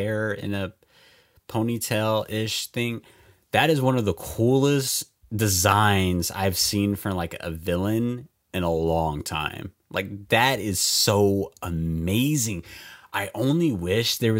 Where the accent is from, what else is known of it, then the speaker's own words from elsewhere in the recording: United States; me being an American